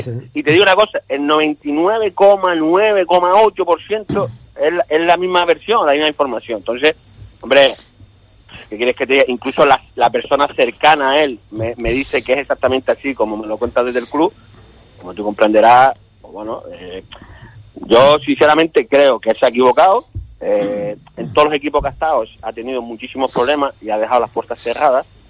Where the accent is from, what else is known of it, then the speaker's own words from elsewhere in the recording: Canary Islands, Spain; yo soy canario